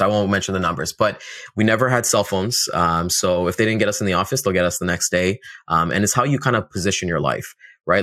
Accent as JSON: {"language": "English", "town": "Toronto", "region": "Ontario", "country": "Canada", "tie": "born or raised there", "said": "we're out in Toronto, Ontario. Uh, I've been here all my life."}